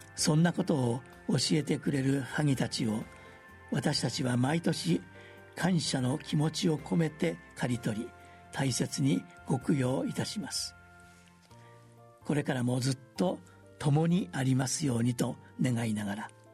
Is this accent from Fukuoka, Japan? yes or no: no; the temple where I was born and raised, Osaka, Japan; 私が生まれ育ったお寺